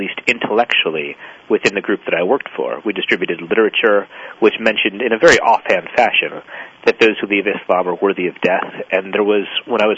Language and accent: English; Ashland, Oregon, United States; my hometown of Ashland, Oregon